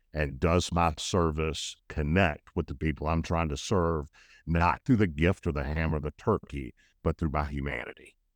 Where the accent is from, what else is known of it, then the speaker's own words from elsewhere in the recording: United States; I was born in the United States